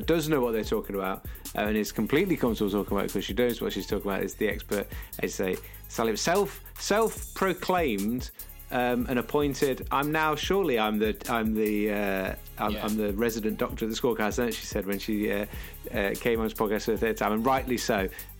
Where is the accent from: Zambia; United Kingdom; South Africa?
United Kingdom; North West England; accent: Scouse; That was Liverpool for those that can't understand my Scouse accent.